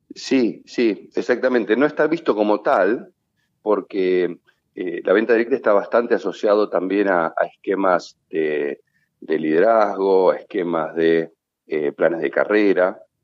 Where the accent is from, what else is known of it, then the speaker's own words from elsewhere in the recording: Argentina; nosotros como argentinos, eh, por ser tan extrovertidos